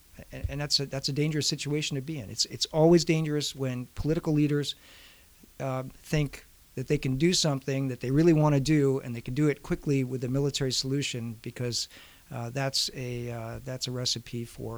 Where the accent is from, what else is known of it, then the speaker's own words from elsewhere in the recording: New England, United States; I'm from New England.